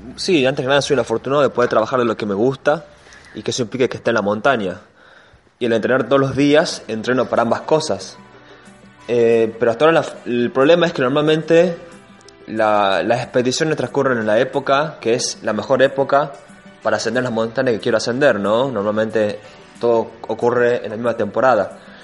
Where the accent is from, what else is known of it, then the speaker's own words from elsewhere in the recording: Tucumán, Argentina; como tucumano soy afortunado